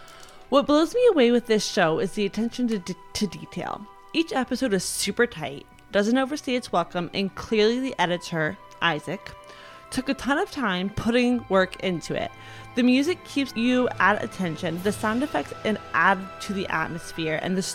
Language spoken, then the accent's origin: English; Texas, United States; I am from Texas.